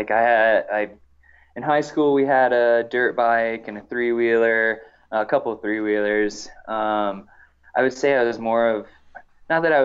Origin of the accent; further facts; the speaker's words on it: Indiana, United States; now in Silverton, United States; I grew up in the Hoosier State